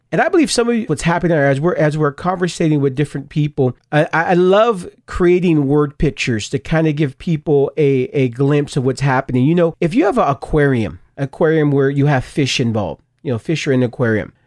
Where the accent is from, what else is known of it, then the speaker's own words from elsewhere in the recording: Stockton, California, United States; I grew up in Stockton, California